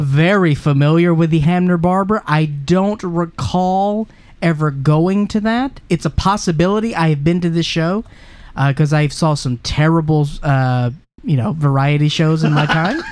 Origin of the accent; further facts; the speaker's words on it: Mississippi, United States; moved away; I'm from Mississippi originally.